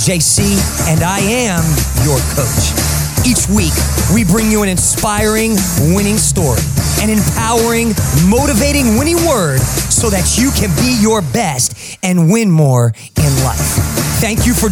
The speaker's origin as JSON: {"language": "English", "region": "New Jersey", "country": "United States", "tie": "born or raised there", "said": "I grew up in New Jersey."}